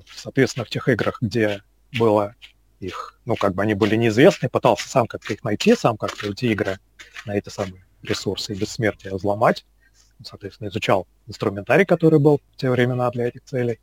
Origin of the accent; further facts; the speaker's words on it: Moscow, Russia; Родился, вырос в Москве, в принципе, никуда отсюда особо и не уезжал